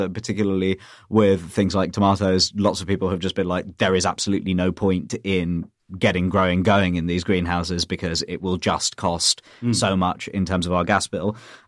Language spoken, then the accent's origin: English; United Kingdom; while I am British, I'm also British Indian